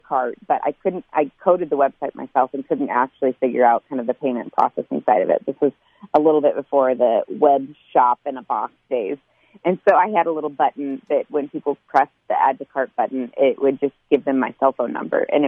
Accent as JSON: {"language": "English", "country": "United States", "said": "I would go home to the United States"}